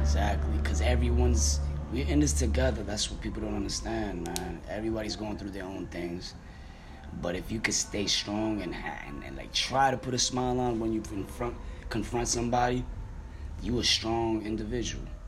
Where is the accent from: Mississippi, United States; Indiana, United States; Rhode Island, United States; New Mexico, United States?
Rhode Island, United States; Providence; also born or lived in Dominican Republic; now in New Jersey, United States; I originally grew up in Providence, Rhode Island.